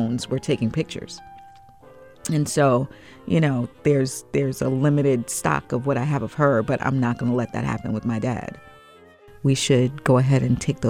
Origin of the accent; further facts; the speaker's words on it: Long Island, New York, United States; a little black girl growing up in Long Island, New York